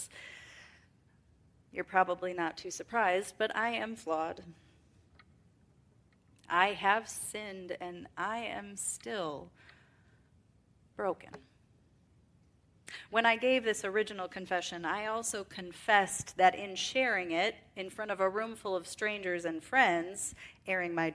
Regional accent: Wisconsin, United States; Growing up in the North, in Wisconsin specifically, and in farm country

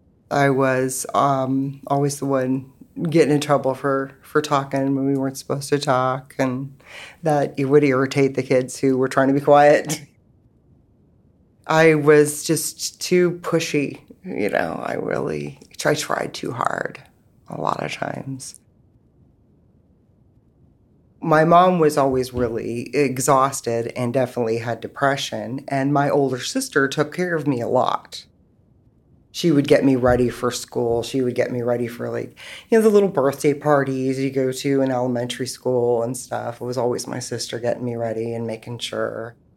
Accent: West Virginia, United States; born there; I was born in West Virginia. I was my parents' third child.

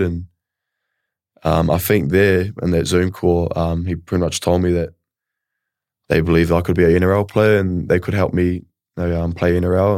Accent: Kawerau, Bay of Plenty, New Zealand; moved away as an adult; also born or lived in Tauranga; now in Melbourne, Australia; I was raised in a small town in, um, Bayou Plini in New Zealand, uh, Kawerau

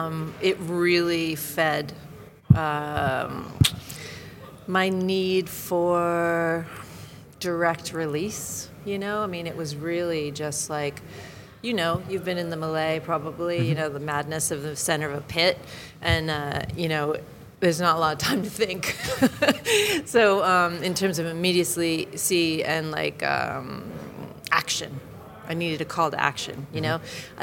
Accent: United States; now in United Kingdom; even though I'm American

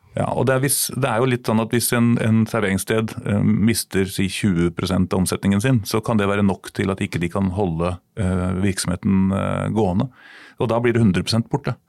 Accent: Sarpsborg, Østfold, Norway; now in Oslo, Norway; Jeg er innflytter, som over halvparten av Oslos befolkning er. Jeg er opprinnelig fra Sarpsborg.

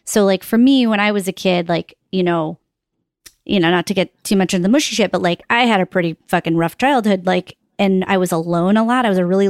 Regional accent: Northeast, United States; I grew up on in the Northeast

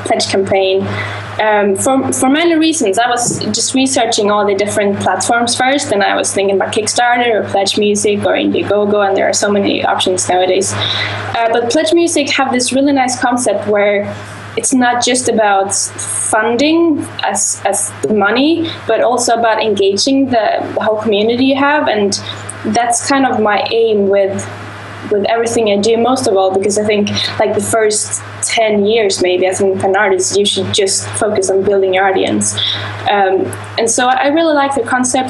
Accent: Sweden; I'm from Sweden

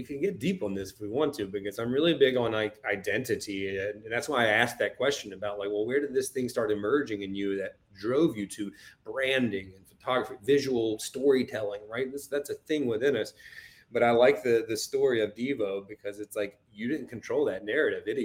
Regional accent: East Coast, United States; I'm from the East Coast

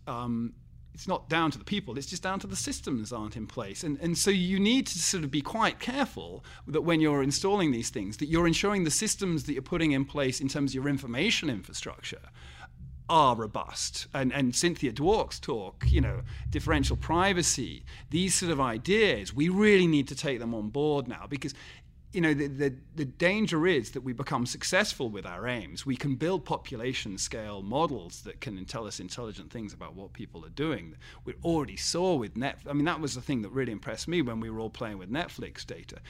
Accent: England, United Kingdom; as an Englishman

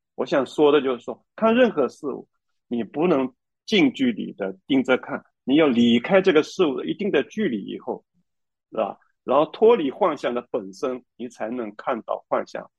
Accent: China; 我们中国人

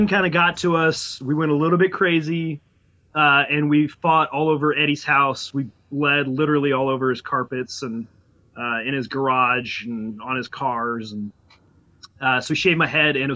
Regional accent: Portland, Oregon, United States; also born or lived in Corvallis, Oregon; I was also born in Oregon, down in Corvallis, Oregon, but okay. Lived in Portland all my life.

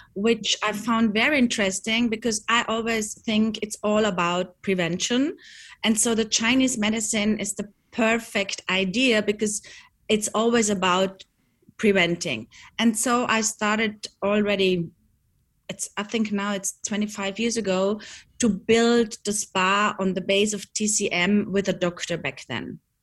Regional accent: Bregenzerwald, Vorarlberg, Austria; we grew up here in the Bregenzer Wald

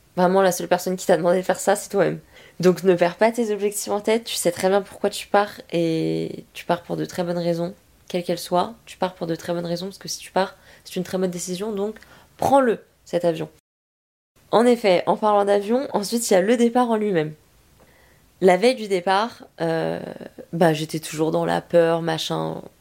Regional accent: France; first language French; rentrer chez nous en France

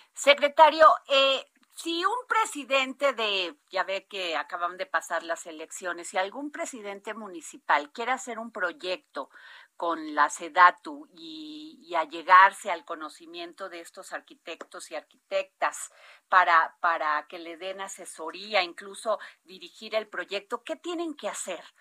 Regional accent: Veracruz, Mexico; mi tierra, Veracruz

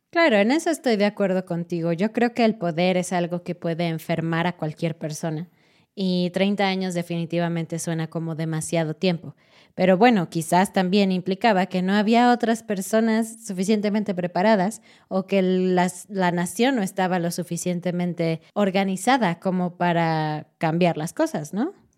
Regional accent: Mexico

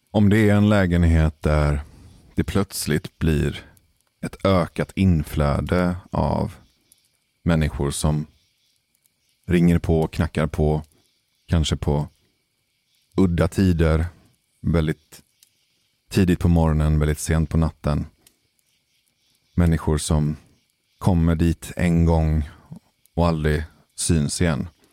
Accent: Gothenburg, Västra Götaland, Sweden; den nordligaste delen av Hisingen, där jag växte upp

